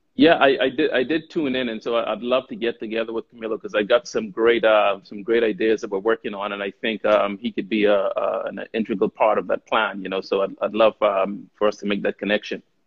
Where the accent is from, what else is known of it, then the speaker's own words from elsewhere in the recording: Bahamas; moved away as an adult; also born or lived in United States / Czech Republic / Romania / United Kingdom; born and raised in the Bahamas